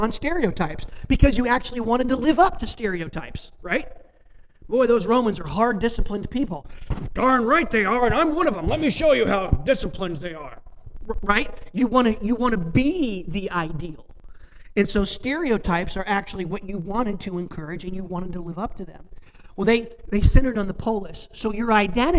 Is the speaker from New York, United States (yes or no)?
no; Warren, Indiana, United States; moved away as an adult; now in Sebewaing, United States; I grew up in Warren, Indiana